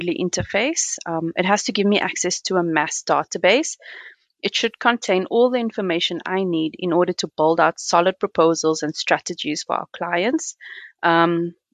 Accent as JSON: {"language": "English", "town": "Cape Town", "region": "Western Cape", "country": "South Africa", "moved": "yes", "lives_now": "Johannesburg, South Africa", "said": "I'm originally from Cape Town, but have lived in Joburg for over 2 decades."}